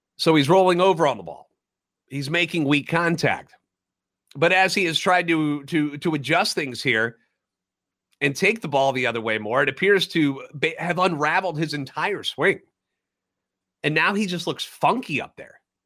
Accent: St. Louis, Missouri, United States; Born and raised in Aleut, a lifetime Cardinals fan

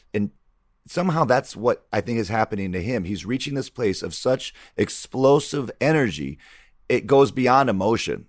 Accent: Michigan, United States; growing up in Michigan

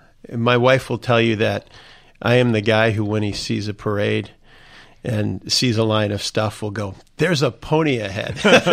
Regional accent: Indiana, United States; When we look at my home state of Indiana, you look at folks who know David more than almost anything

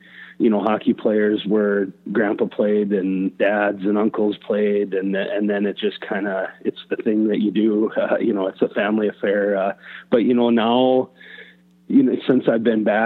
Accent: Warroad, Minnesota, United States; born or raised there; also born or lived in Duluth, Minnesota

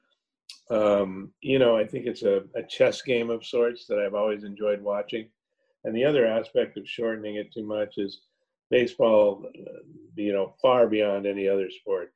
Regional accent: Los Angeles, California, United States; I grew up in Los Angeles

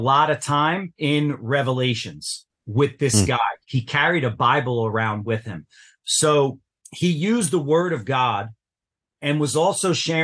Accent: New Jersey, United States; I grew up in New Jersey

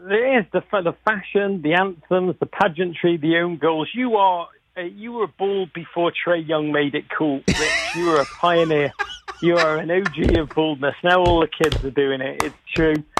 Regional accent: Liverpool, North West England, United Kingdom; accent: Liverpool; moved away as an adult; now in United States; I grew up in Liverpool

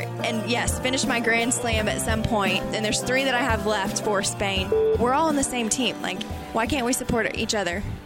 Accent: Texas, United States; I am originally from Texas, primarily grew up in a family that did a lot of sports

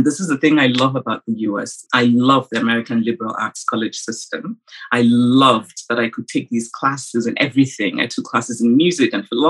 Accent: Nsukka, Enugu State, Nigeria; I grew up the fifth of six children in a university town in Nigeria, which was Nsukka

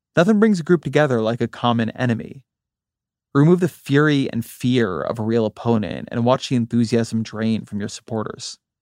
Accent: near Los Angeles, California, United States; moved away; also born or lived in Washington, D.C.; I grew up near Los Angeles

